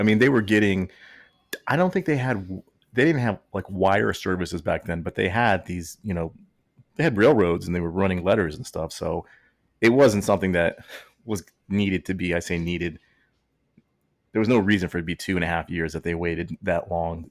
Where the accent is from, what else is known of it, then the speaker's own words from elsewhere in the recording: Texas, United States; we grew up in Texas